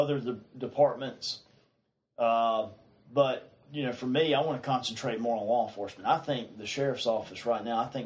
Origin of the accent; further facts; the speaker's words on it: Piercetown, South Carolina, United States; I grew up here. I grew up in Pierstown.